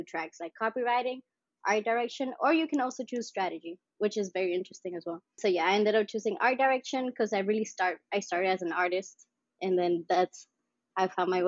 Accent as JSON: {"language": "English", "area": "Mallorca", "region": "Balearic Islands", "country": "Spain", "also_born_or_lived": "Sint Maarten / Miami", "moved": "yes", "said": "So, from Spain, I'm from Mallorca, which is also another island."}